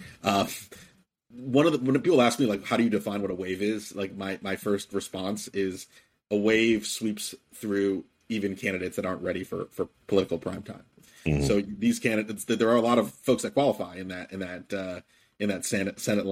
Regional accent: Virginia, United States; My home state of Virginia

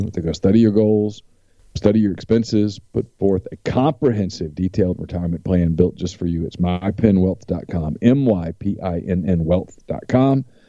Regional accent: Louisiana, United States; I'm from Louisiana

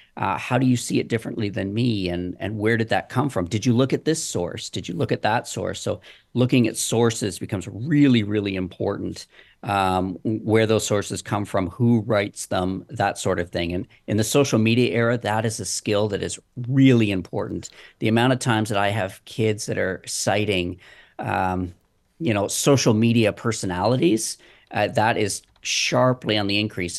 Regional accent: Waterdown, Ontario, Canada; my hometown is watered down

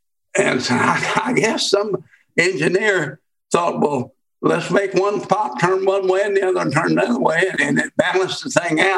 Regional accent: Oklahoma City, Oklahoma, United States; Well, I'm an Oklahoma native. I'm born here. I spent most of my life in Oklahoma City, in my adult life anyway. I moved here when I was about 9 years old.

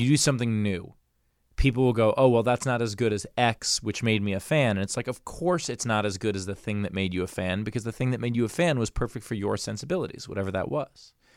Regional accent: New York City, New York, United States; I grew up in New York City. I grew up in Queens

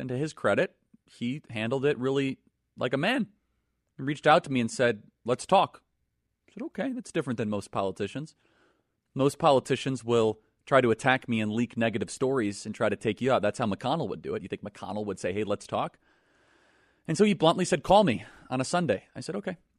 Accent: United States; I'm an American

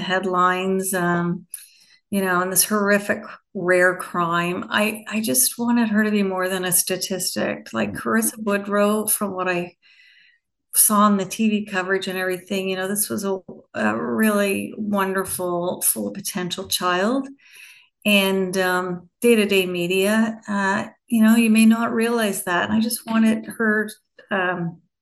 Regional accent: Fall River, Nova Scotia, Canada; also born or lived in Toronto / Edmonton / Halifax; I'm a small town girl from Fall River, Nova Scotia

